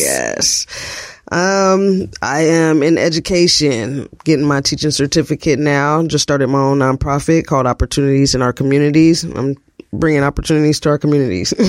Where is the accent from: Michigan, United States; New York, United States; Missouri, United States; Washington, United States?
Washington, United States; Seattle; I am, uh, Seattle native, uh, born and raised Seattle, Washington. Washington. Uh, I grew up in the South Seattle area